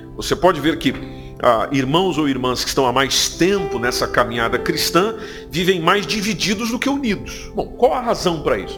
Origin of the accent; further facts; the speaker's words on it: Brazil; now in Portugal; somos brasileiros